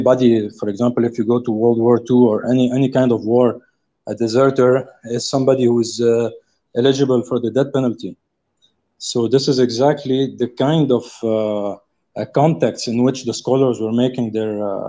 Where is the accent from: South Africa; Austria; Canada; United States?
South Africa; I'm calling from very far. I'm from South Africa